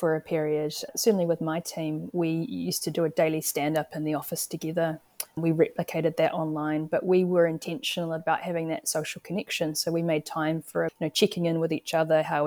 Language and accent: English; New Zealand; I'm wearing my Kiwi hat